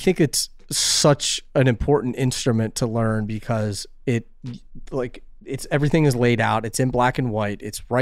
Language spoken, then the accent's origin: English; West Chester, Pennsylvania, United States; moved away; also born or lived in New York area; From Westchester, Pennsylvania